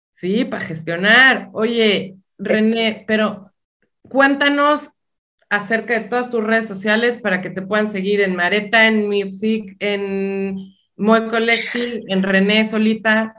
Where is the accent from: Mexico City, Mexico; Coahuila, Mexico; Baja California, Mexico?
Baja California, Mexico; now in Los Angeles, United States; yo soy baja californiana